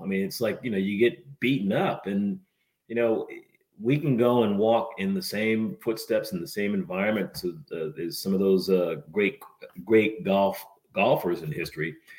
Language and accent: English; New England, United States; moved away as an adult; also born or lived in Chicago area; now in Cincinnati, United States; I grew up in New England and then lived in the Chicago area for a while